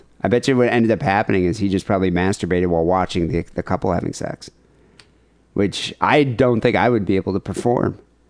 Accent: Bay City, Michigan, United States; my hometown where I went to high school, Bay City, Michigan.

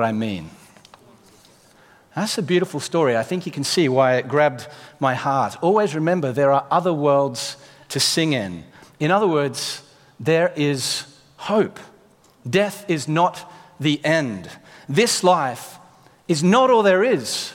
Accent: Australia; now in United Kingdom; Being an Australian

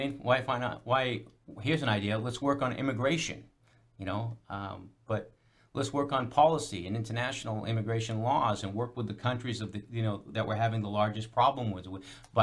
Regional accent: United States; We as an American people

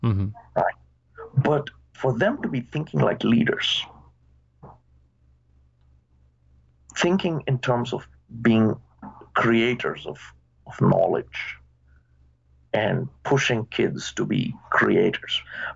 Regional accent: India; now in United States; When I moved 30 years ago from India to the US, we used to make a phone call only once a week

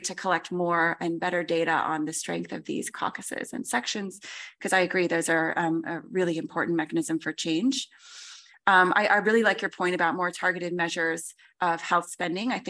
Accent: United States; I'm American

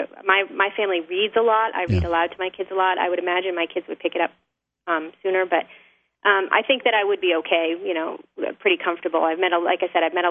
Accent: New Hampshire, United States; I'm a native New Hampshire person, I grew up in New Hampshire

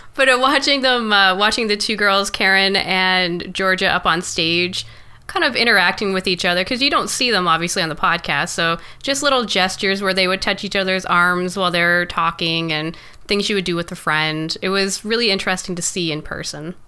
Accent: Canada

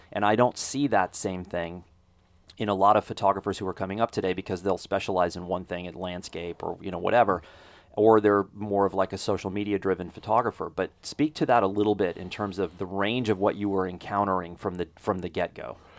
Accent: Texas, United States; a Texas public school survivor

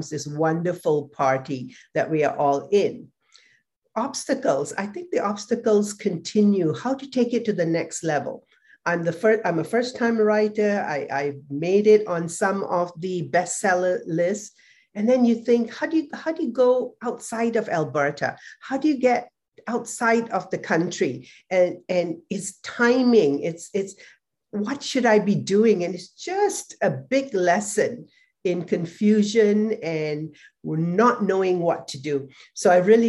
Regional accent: Singapore; moved away; I was also from Singapore

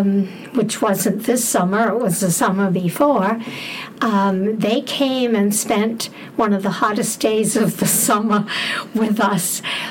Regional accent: Bridgewater, Massachusetts, United States; I am from Bridgewater, not West Bridgewater.

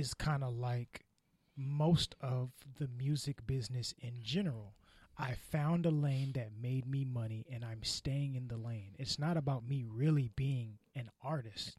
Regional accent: California, United States; I'm from California

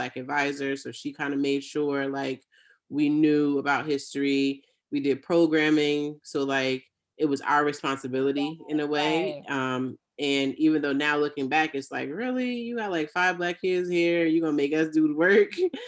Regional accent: Jamaica; That's right. I'm Jamaican.

